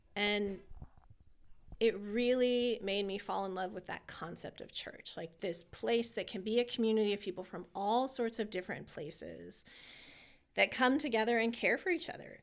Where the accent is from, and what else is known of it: California, United States; moved away as an adult; also born or lived in Harrisburg area, Pennsylvania; now in Lebanon, United States